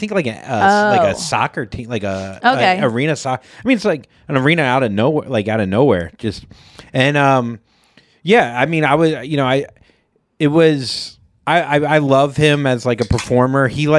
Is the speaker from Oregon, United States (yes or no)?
no; Vero Beach, Florida, United States; now in St. Louis, United States; my hometown in Vero Beach, Florida